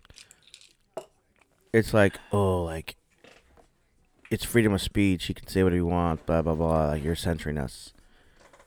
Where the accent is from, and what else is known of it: United States; born or raised there